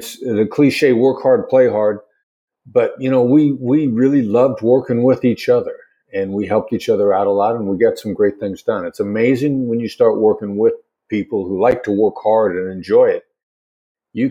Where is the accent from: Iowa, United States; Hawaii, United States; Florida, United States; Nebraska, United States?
Iowa, United States; Mount Pleasant; I grew up in the Midwest, small town in the Midwest, son of Richard and Joyce, Mount Pleasant, Iowa.